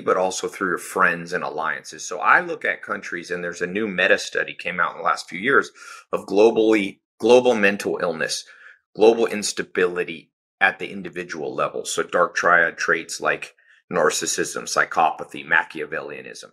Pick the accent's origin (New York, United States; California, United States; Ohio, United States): California, United States; Southern; I was born in Southern California